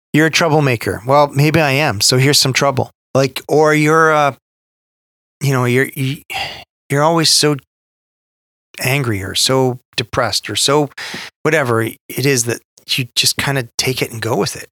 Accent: Canada

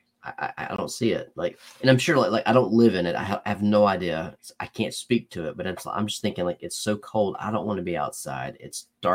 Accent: Alabama, United States; also born or lived in Georgia; Born in Georgia, raised in Alabama. I've never lived outside of Alabama or Georgia

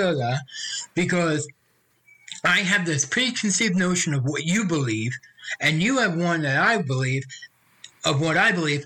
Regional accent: Long Island, New York, United States; I grew up on Long Island, which tends to be more conservative than the rest of New York

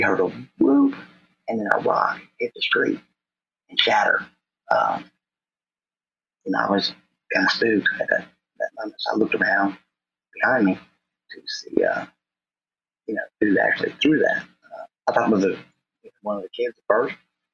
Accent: Norwood, United States; from North Norwood, my local school, my hometown

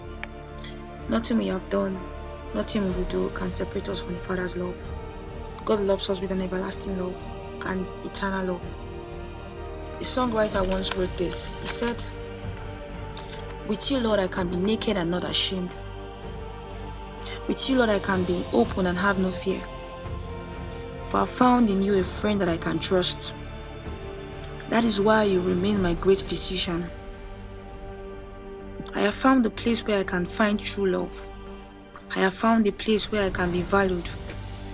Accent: Nigeria; from my home country, Nigeria

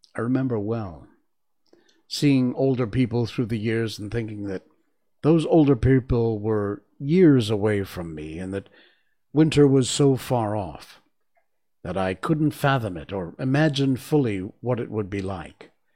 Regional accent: Cornwall, Connecticut, United States; moved away; also born or lived in Key West, Florida; I was born and raised in Connecticut. in Cornwall, Connecticut, which is up in the northeast corner

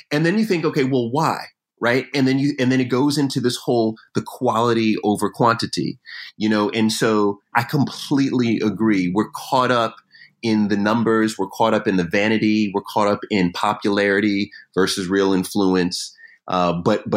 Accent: Jamaica; I'm Jamaican to the core.

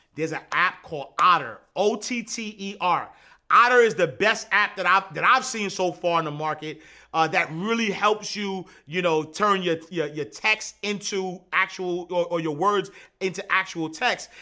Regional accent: New York City, New York, United States; Saint, Saint Nick Projects, Hudsway Knife Street, Eighth Avenue. Born and raised, Harlem.

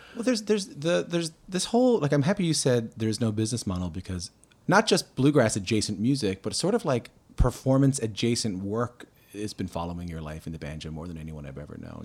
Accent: Newfoundland and Labrador, Canada; I grew up in Newfoundland

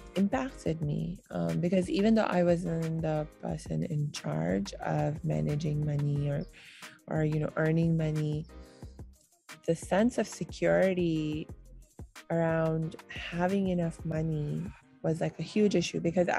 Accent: India; also born or lived in Pakistan; And certainly the way it used to be traditionally, and when I was growing up in India and Pakistan, that was back in the 80s and 90s, you know, and my family was fairly traditional in our lifestyle.

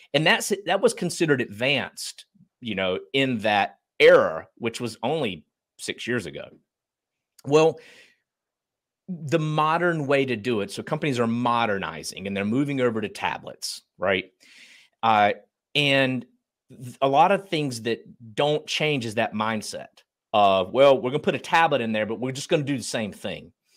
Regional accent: Eastern North Carolina, United States; But I grew up in Eastern North Carolina, very, uh, blue collar family

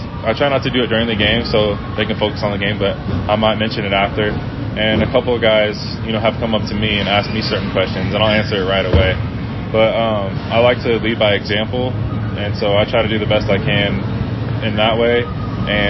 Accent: San Diego, California, United States; I'm from San Diego

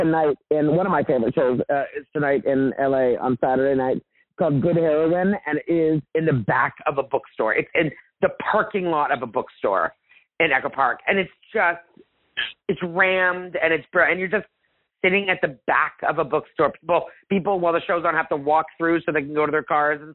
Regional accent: Canada; moved away as an adult; now in Los Angeles, United States; And I'm Italian, but I'm Anglo. Like I'm Canadian.

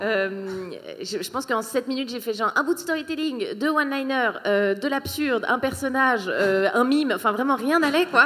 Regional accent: Switzerland; moved away as an adult; also born or lived in Paris, France / Australia; je suis suisse à la base

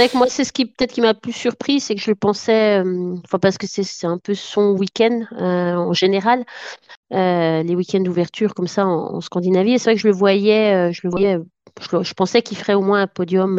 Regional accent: France; now in Norway; je suis française

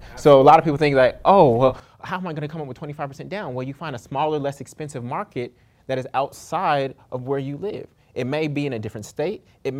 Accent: Oakland, California, United States; moved away as an adult; also born or lived in Brooklyn, New York; now in New Orleans, United States; my hometown of Oakland, California.

